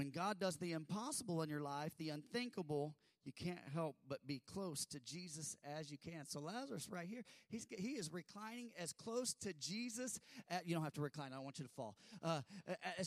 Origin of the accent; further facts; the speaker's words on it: United States; we're American and we sit up